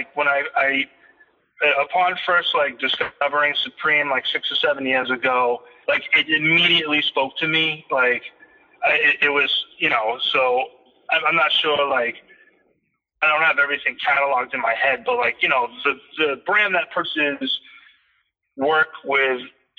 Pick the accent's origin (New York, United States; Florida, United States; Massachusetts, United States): Massachusetts, United States; Boston; Yeah, I mean, it definitely is. Like, Boston's got it, especially like sneakers.